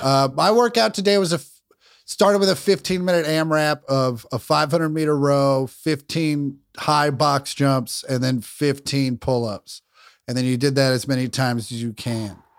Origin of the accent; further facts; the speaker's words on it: Kansas, United States; I grew up in Kansas